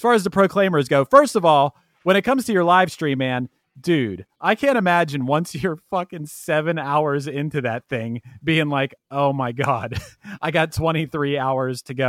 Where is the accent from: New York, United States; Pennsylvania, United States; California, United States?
Pennsylvania, United States; Pittsburgh; I'm from Pittsburgh